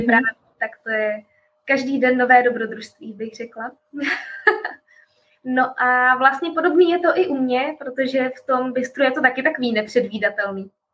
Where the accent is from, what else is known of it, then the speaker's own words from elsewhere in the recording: Prague, Czechia; moved away as an adult; now in Canada; My jsme Pražáci